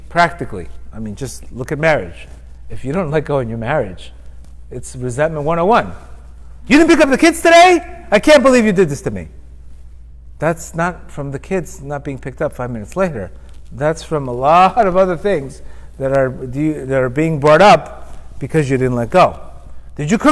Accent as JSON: {"language": "English", "town": "Miami Beach", "region": "Florida", "country": "United States", "tie": "born or raised there", "said": "I grew up with him in Miami Beach"}